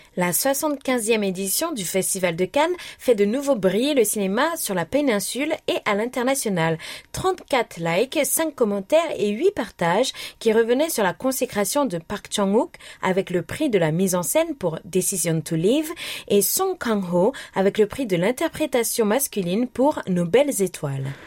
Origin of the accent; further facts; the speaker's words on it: Algeria; ma région qui est l'Algérie